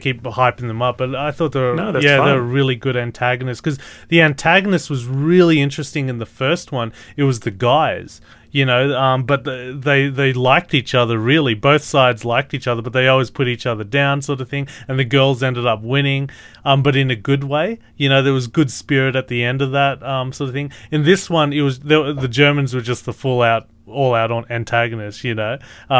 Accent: Australia; we're Australian. We understand where we have to go with this, all right?

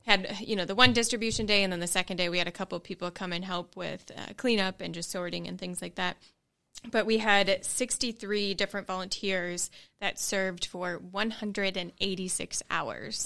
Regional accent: Green Bay, Wisconsin, United States; moved away as an adult; now in Knoxville, United States; I am from Green Bay and have only lived in Green Bay

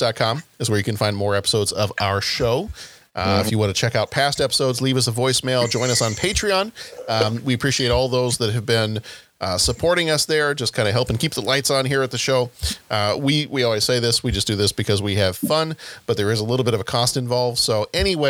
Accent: the South, United States; I'm from the South

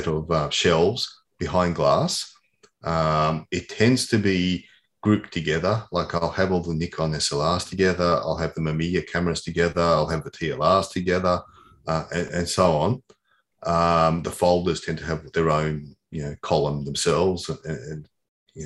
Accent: Australia; I grew up in Australia.

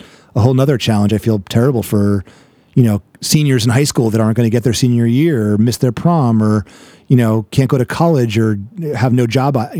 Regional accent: New York, United States; moved away as an adult; also born or lived in San Diego; now in Los Angeles, United States; I'm from New York. So I'm a fast talker

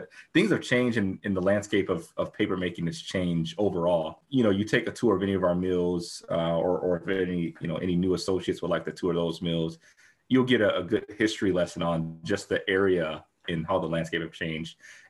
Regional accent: Milwaukee, Wisconsin, United States; also born or lived in Mankato, Minnesota / Stevens Point, Wisconsin; originally I was born and raised in Milwaukee. So about an hour, probably an hour and a half south of here. And initially, you know, leaving Milwaukee, you know, I came from a large family in Milwaukee

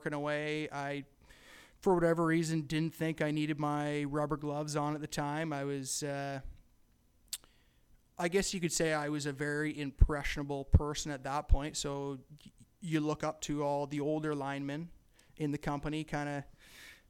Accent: Campbellford, Ontario, Canada; I'm from Campbellford, Ontario. Born and raised

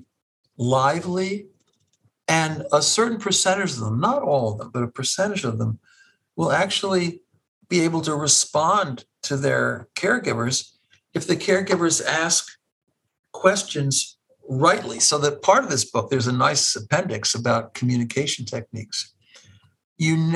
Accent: Cleveland, Ohio, United States; moved away as an adult; now in Stony Brook, United States; I'm a Clevelander by nature and disposition

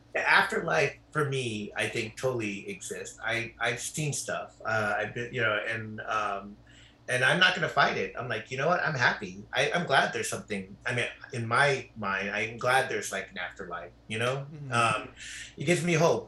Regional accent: Carson, California, United States; moved away as an adult; now in Palos Verdes, United States; I grew up in Carson, which is right by Compton

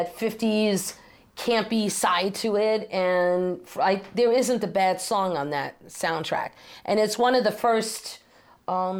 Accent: New York City, New York, United States; now in Orange County, New York, United States; I'm born and raised in Manhattan

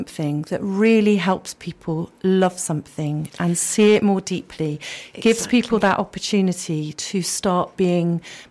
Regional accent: Yate, South West England, United Kingdom; also born or lived in Bristol; I grew up in Yate, really close to the River Frome

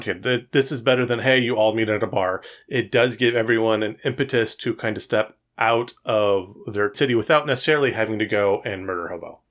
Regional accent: Fresno, California, United States; I grew up in Fresno

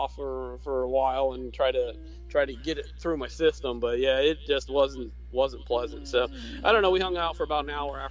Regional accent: Orlando, Florida, United States; growing up in the South

